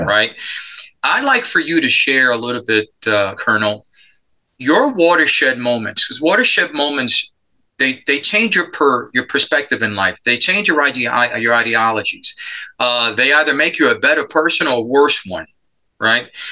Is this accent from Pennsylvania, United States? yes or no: no; New York City, New York, United States; moved away as an adult; I grew up in Spanish Harlem. I'm a product of adoption